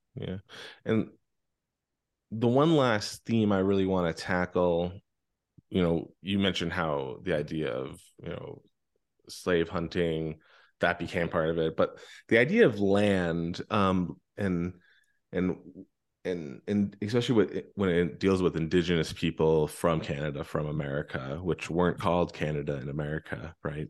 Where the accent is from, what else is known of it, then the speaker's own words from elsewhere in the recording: Pennsylvania, United States; I grew up in Pennsylvania